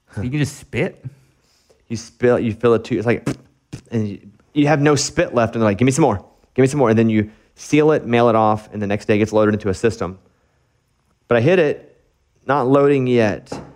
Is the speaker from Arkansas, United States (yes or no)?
yes; Arkansas, United States; moved away; in my hometown